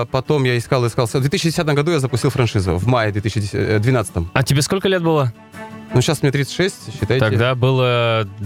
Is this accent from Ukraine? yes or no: no; Nadym, Yamalo-Nenets Autonomous Okrug, Russia; moved away as an adult; now in Kazan, Russia; я предприниматель из города Надыма. Два с половиной года живу уже в Казани.